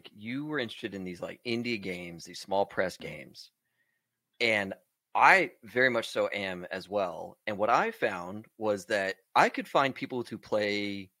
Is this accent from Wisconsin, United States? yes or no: no; Texas, United States; We're both from Texas.